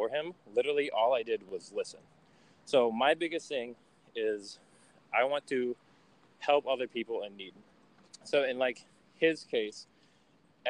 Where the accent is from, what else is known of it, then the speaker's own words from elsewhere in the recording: Niles, Michigan, United States; now in Detroit, United States; I grew up in a little small town in Michigan called Niles, and I moved to Detroit a couple of years ago